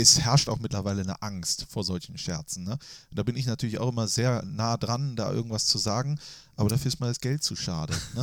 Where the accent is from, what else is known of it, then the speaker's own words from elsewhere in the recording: Mönchengladbach, North Rhine-Westphalia, Germany; nicht mehr das Reit, was ich damals geliebt habe, als Jugendlicher am Marienplatz stehend